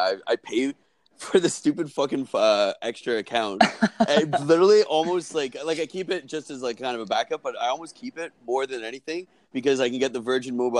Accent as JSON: {"language": "English", "town": "Brampton", "region": "Ontario", "country": "Canada", "said": "I'm from Brampton. I'm from just outside the GTA, but Toronto area"}